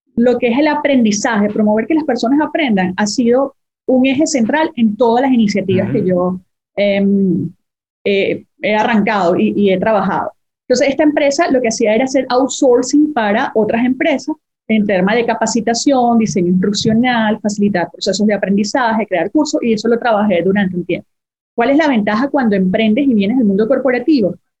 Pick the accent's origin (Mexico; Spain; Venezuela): Venezuela; Yo hice 10 años de vida corporativa en mi país, soy venezolana